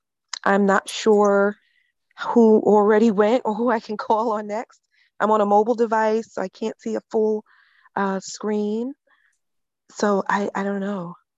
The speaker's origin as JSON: {"language": "English", "town": "New York City", "region": "New York", "country": "United States", "also_born_or_lived": "Bronx, New York", "said": "So I am originally from Queens, New York, and I'm living in the Bronx, New York currently."}